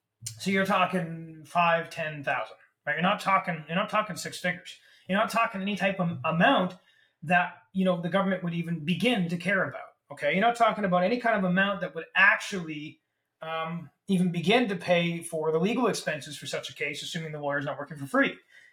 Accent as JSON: {"language": "English", "country": "Canada", "said": "as a Canadian constitutional lawyer, my take on this is I'm pleasantly very surprised"}